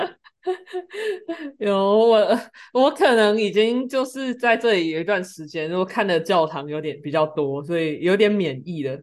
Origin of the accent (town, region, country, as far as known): Taiwan; now in Germany